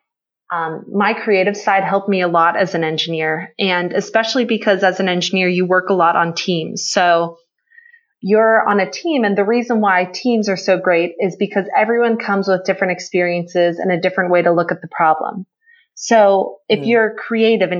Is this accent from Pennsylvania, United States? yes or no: yes; Pittsburgh, Pennsylvania, United States; I grew up in Pittsburgh, Pennsylvania